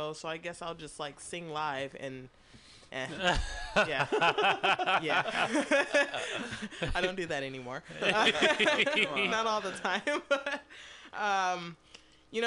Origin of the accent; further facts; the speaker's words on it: Detroit, Michigan, United States; also born or lived in San Jose; now in San Francisco Bay Area, United States; I grew up in Detroit. So I moved here